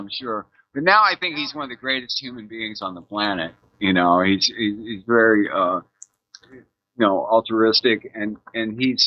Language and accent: English; Ravenna, Ohio, United States; I was born in Ohio in a little town called Ravenna. And my family owned a farm